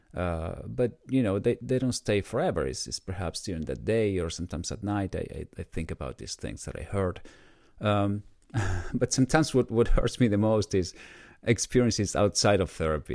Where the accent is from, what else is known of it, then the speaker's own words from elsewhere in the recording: Argentina; moved away as an adult; now in United States; I was born in Argentina, and in my twenties, I decided to move to the U S.